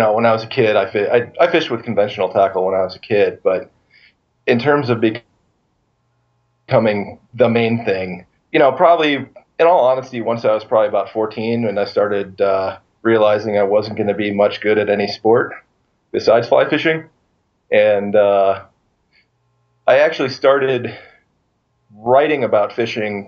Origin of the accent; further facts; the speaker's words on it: St. Louis, Missouri, United States; now in Gardiner, Montana, United States; I grew up in St. Louis